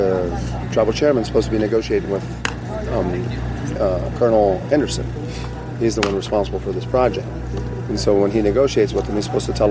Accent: Brazil; moved away; also born or lived in Denver; I'm originally from Brazil, and I'm part of a tribe called the Quilombo de Palmares

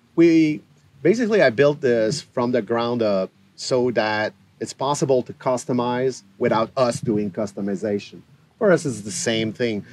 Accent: Quebec, Canada; we're from Quebec

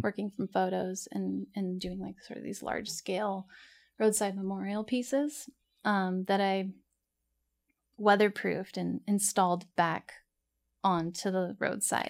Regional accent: Corona, California, United States; also born or lived in Santa Ana, California; was raised in Corona.

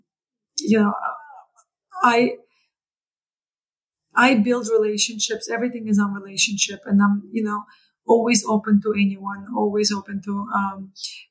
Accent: Canada; moved away as an adult; now in New York, United States; as a Canadian who moved to New York

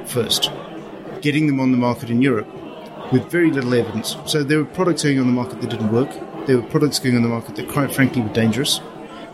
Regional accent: Zimbabwe; accent: Southern African; moved away; I come from Zimbabwe.

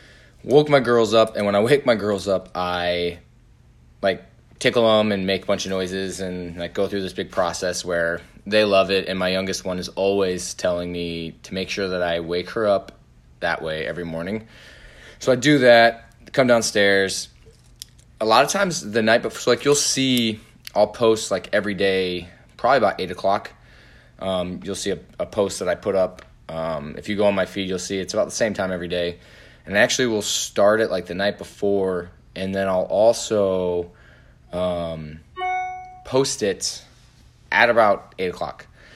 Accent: Indiana, United States; I'm from Indiana.

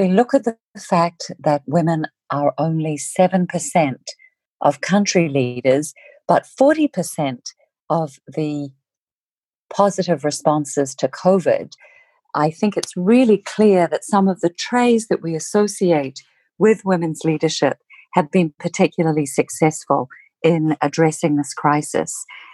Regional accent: New Zealand; moved away; I'm originally from Aotearoa, New Zealand

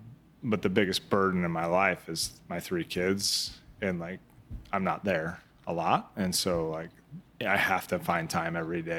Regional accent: Midwest, United States; Like growing up in the Midwest, like he was influential.

